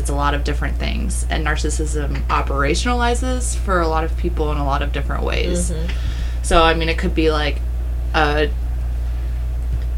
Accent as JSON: {"language": "English", "country": "United States", "said": "we, like, act as Americans"}